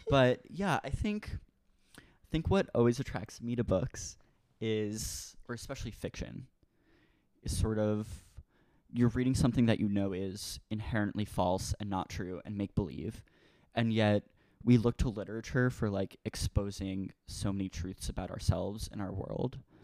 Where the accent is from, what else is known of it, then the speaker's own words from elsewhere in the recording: Merrick, New York, United States; moved away as an adult; now in Brooklyn, United States; I grew up on the South Shore in a town called Merrick